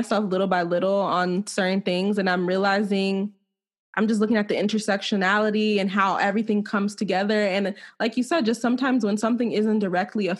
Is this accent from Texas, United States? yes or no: no; Silver Spring, Maryland, United States; I'm from Silver Spring.